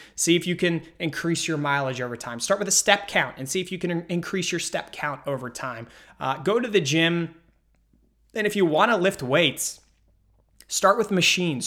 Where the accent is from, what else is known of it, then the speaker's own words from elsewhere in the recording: Pittsburgh, Pennsylvania, United States; I'm from Pittsburgh